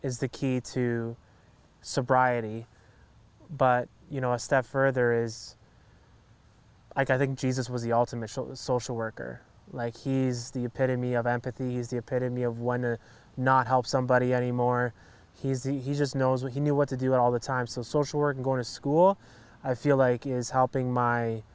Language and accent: English; Hamilton, Ontario, Canada; born or raised there